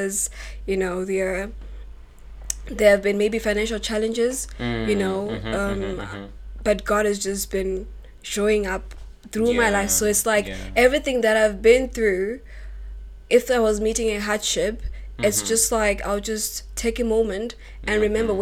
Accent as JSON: {"language": "English", "country": "Zimbabwe", "moved": "as an adult", "lives_now": "Russia", "said": "I'm from Zimbabwe, and I've been here for 6 years."}